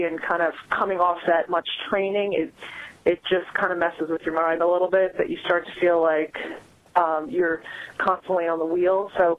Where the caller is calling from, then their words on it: Wesley Chapel, North Carolina, United States; I'm calling from Wesley Chapel, North Carolina.